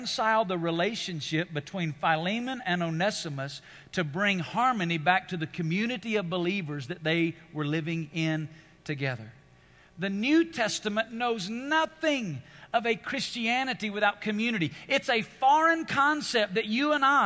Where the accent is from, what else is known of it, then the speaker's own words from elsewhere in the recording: United States; being an American